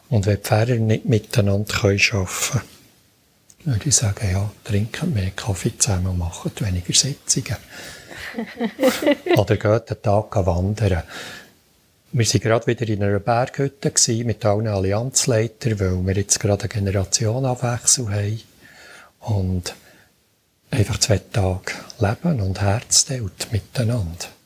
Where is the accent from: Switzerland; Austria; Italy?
Switzerland; Bern; dann darf ich auch als Berner noch ein bisschen mehr Geduld haben.